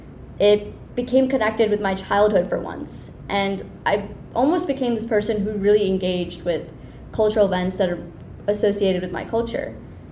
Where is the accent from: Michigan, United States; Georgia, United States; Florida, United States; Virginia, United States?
Michigan, United States; also born or lived in Mumbai, India; As a six-month-year-old baby, I immigrated to Michigan from Mumbai, India, with my parents.